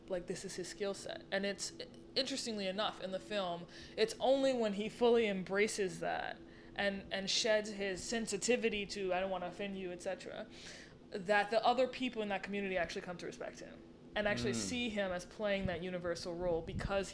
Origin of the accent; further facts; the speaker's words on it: New Orleans, Louisiana, United States; moved away as an adult; now in Brooklyn, United States; I'm not from here. I'm from New Orleans originally. So I moved here 3 years ago.